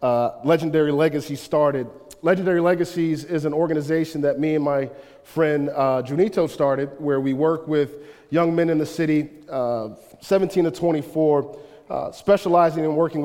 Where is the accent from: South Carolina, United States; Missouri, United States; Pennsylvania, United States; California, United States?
Pennsylvania, United States; Chester; born there; I was born in Chester, Pennsylvania. Chester, Pennsylvania is a depressed town besides like two industries, oil refinery and medical.